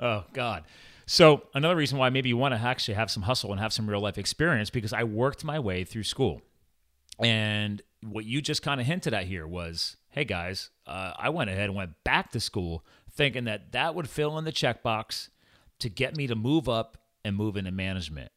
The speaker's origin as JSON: {"language": "English", "town": "Flemington", "region": "New Jersey", "country": "United States", "tie": "born or raised there", "moved": "yes", "said": "I was born in Hunterdon County, Flemington, New Jersey."}